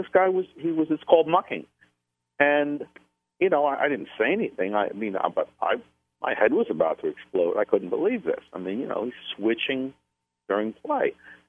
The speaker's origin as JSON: {"language": "English", "region": "the New York area", "country": "United States", "said": "I'm from the New York area"}